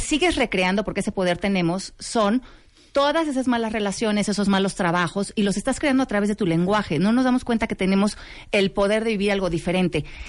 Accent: Mexico; nosotros como mexicanos

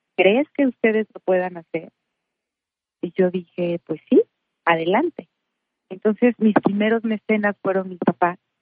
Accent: Morelia, Michoacán, Mexico; yo nací en Morelia, soy de Morelia, Michoacán

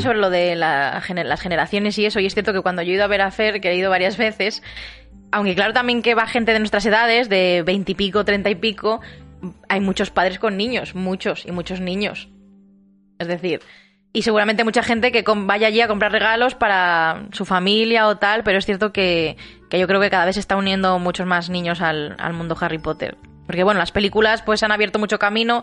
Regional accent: Segovia, Castile and León, Spain; yo soy de Segovia

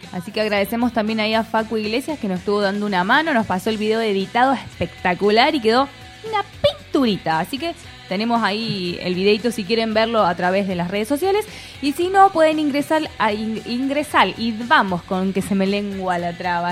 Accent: Córdoba, Argentina; Nosotras decimos que somos nacionalizadas y también locales, somos cordobesas

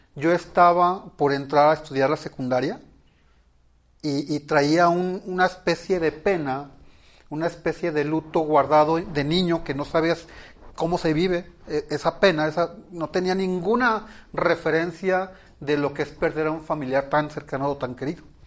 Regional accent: Ciudad Obregón, Sonora, Mexico; Yo nací en Ciudad Obregón, Sonora, de un matrimonio tradicional

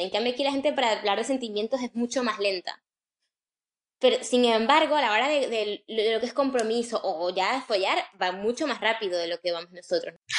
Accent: Caracas, Capital District, Venezuela; moved away; nosotros somos de Caracas

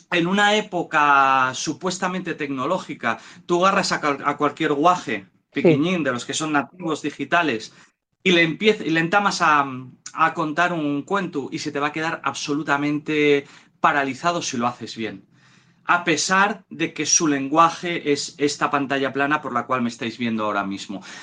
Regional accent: Asturias, Spain; Muchísimo en, en mi tierra, en Asturias, como bien dices, en Somiedo

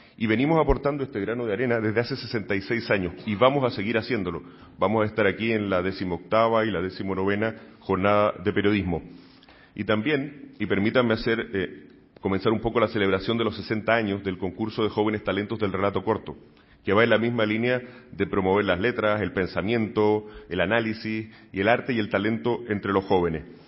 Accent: Chile; now in Spain; trabajé durante muchos años en medios de comunicación en mi país, en Chile

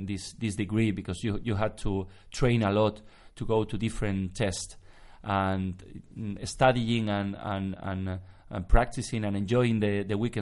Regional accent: Elche, Valencian Community, Spain; English is a second language; also born or lived in New York; I grew up in Elche

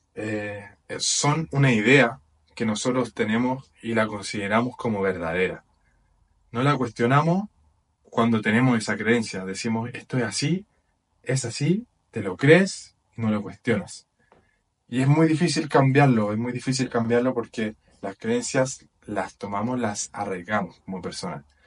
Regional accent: Chile; moved away as an adult; now in Portugal; soy de Chile y actualmente estoy viviendo en Portugal

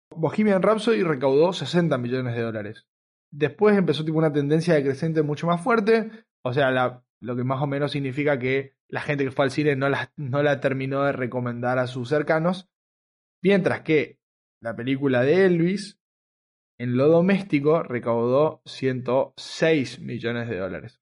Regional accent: Argentina; el, argentino que, soy, y, era

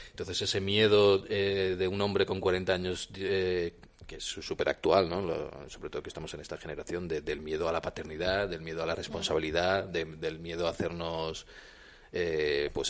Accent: Andalusia, Spain; yo es que vengo del sur, entonces imagínate Andalucía

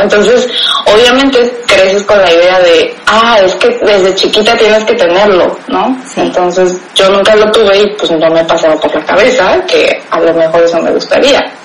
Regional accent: Mexico; accent: mexa; moved away as an adult; also born or lived in Ensenada, Baja California; now in Germany; soy mexicana, tengo 28 años

